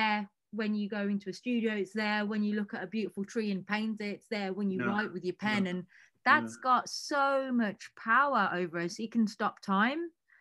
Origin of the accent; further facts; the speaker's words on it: United Kingdom; we are not American over here